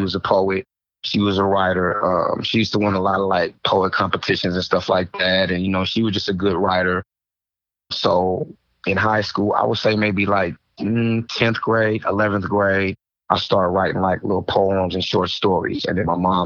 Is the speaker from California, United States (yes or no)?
yes; the Bay Area, California, United States; I'm actually from the Bay